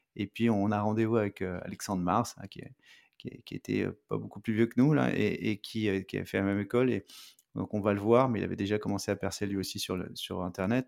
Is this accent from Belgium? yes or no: no; France; moved away as an adult; now in Montreal, Canada; je suis français, j'habite à Montréal